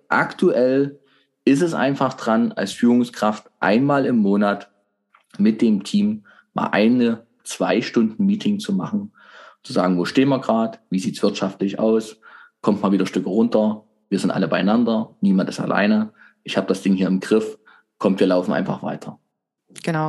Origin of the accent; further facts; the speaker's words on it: Germany; Wir Deutschen